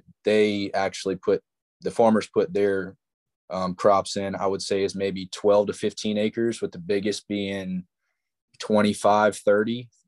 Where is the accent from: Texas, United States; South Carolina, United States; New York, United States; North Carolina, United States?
South Carolina, United States; Charleston; born there; I was born in Charleston, went to Wando High School, played football and baseball there.